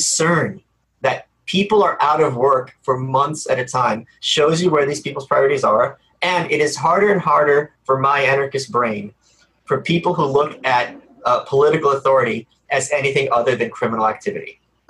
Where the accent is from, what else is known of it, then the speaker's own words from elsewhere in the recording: New York City, New York, United States; I'm from Brooklyn.